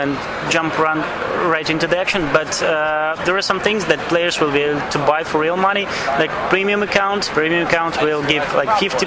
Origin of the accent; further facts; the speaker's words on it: Belarus; we are from Belarus